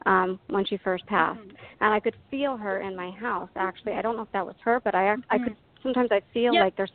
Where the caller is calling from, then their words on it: Pennsylvania, United States; I'm calling from Pennsylvania